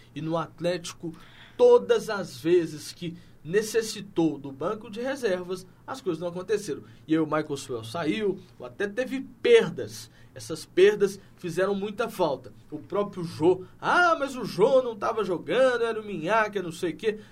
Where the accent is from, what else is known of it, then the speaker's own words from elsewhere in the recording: Minas Gerais, Brazil; eu como bom mineiro que sou